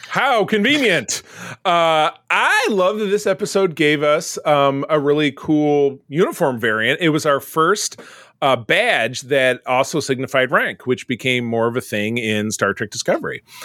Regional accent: Detroit, Michigan, United States; I'm from Detroit

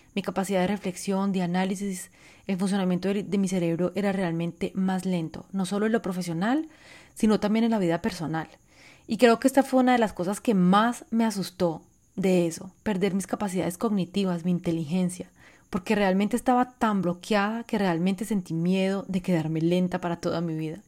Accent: Colombia; moved away; also born or lived in France; yo que crecí tanto, bueno, viví tanto tiempo en Francia, siendo inmigrante colombiana

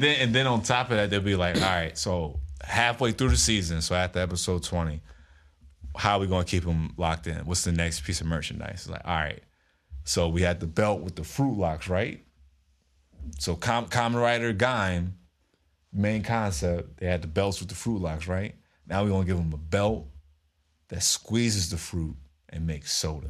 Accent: United States

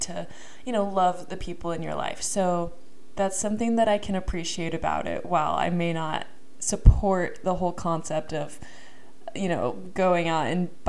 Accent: Kansas City, Missouri, United States; moved away; I am from Kansas City

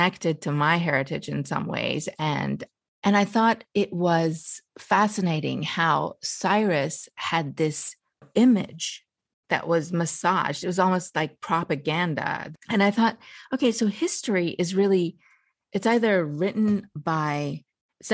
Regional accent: United States; also born or lived in Iran; And I was born in Iran. I lived my whole life in America, but I was born in Iran.

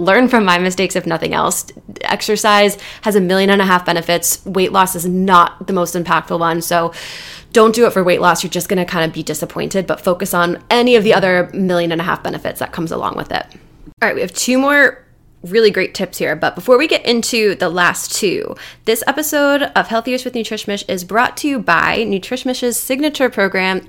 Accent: New Jersey, United States; I'm from Jersey

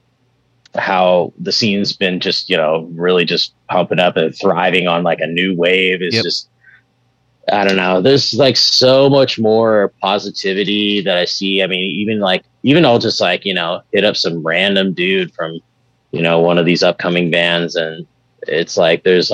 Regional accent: Bay Area, California, United States; growing up in the Bay Area and doing shows and networking and stuff

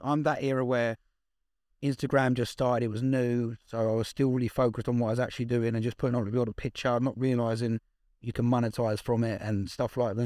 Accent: Essex, East of England, United Kingdom; I'm from Essex, so it's pretentious as hell.

